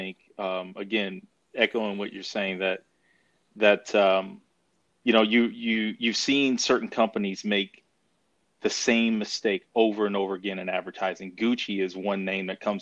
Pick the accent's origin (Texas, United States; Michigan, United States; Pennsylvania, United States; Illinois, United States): Texas, United States; Commerce; also born or lived in Denton, Texas; I grew up in a small town about an hour northeast of Dallas, Texas, called Commerce, Texas.